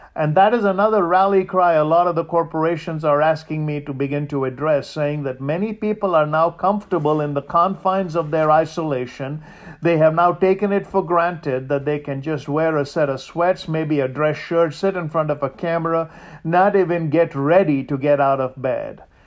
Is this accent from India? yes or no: yes; India; moved away; I grew up in India